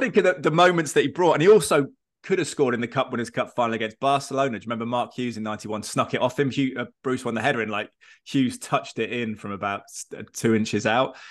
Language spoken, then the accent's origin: English; England, United Kingdom; as an Englishman